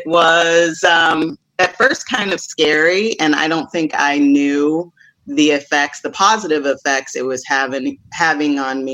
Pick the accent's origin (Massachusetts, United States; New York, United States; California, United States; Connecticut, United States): California, United States; Santa Cruz; also born or lived in Oakland, California / Midwest; I grew up in Santa Cruz, California